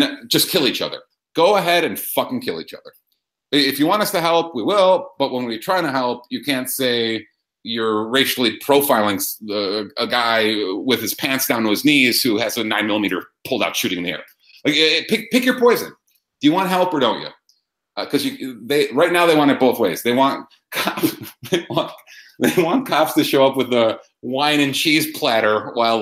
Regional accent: Chicago, Illinois, United States; it's my hometown

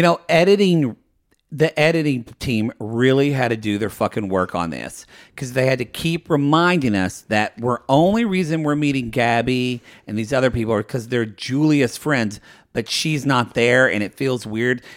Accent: Ardmore, Oklahoma, United States; moved away; my hometown of Ardmore, Oklahoma

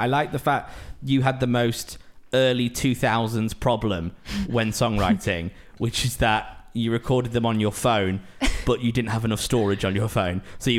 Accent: Preston, North West England, United Kingdom; I'm from Preston and I love the fact that I'm from Preston.

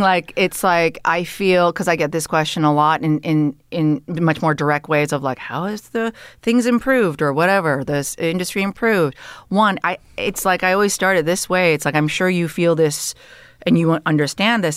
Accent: Canada; moved away as an adult; also born or lived in Toronto; now in Los Angeles, United States; I am Canadian

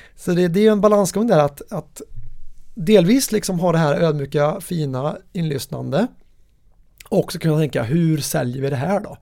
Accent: Värmland, Sweden; min värmländska personlighet

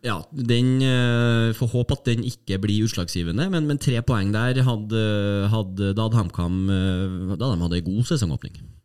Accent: Trondheim, Trøndelag, Norway; now in Innlandet, Norway; jeg er jo fra Trondheim og, og fulgt med Rosenborg

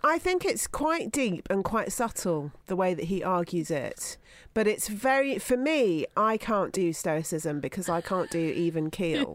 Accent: Somerset, South West England, United Kingdom; growing up in Somerset in the 1970s

